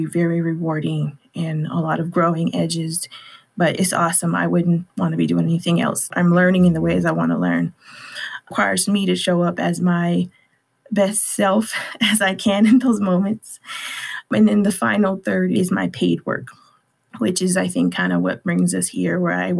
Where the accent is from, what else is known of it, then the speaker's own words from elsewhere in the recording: Los Angeles, California, United States; I was born and raised in Watts, California, which is in Southern California.